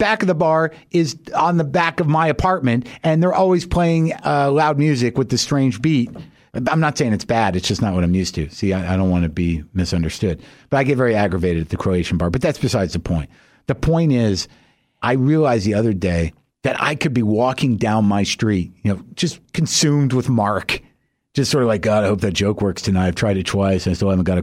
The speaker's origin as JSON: {"language": "English", "country": "United States", "said": "I, as an American"}